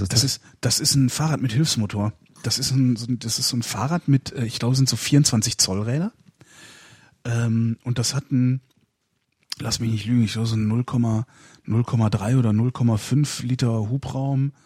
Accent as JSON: {"language": "German", "area": "near Cologne", "region": "North Rhine-Westphalia", "country": "Germany", "tie": "born or raised there", "said": "in der Nähe von Köln, 20 Kilometer von Köln entfernt"}